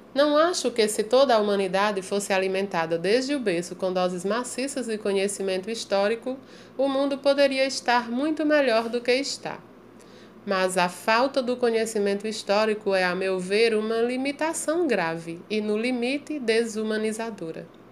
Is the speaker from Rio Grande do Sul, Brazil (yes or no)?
no; São Paulo, Brazil; Quando olho para a cidade onde nasci, onde vivi quase toda a vida e que amo profundamente, fico perplexa com a destruição sistemática do passado histórico dela, que foi fundada em 1554 e é dos mais antigos centros urbanos da América. Refiro-me a São Paulo